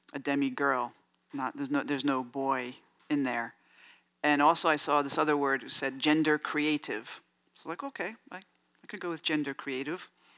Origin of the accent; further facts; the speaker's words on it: New York City, New York, United States; now in San Francisco, United States; I grew up in New York, in the Bronx